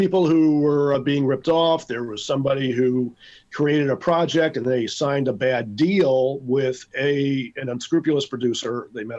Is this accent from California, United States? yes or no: no; New York City, New York, United States; I'm from Brooklyn